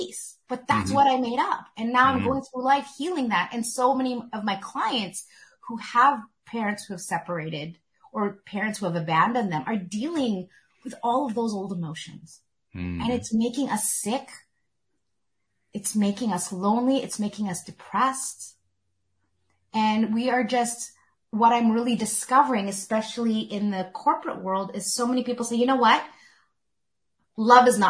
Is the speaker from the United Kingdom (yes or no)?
no; Canada; I was born in Canada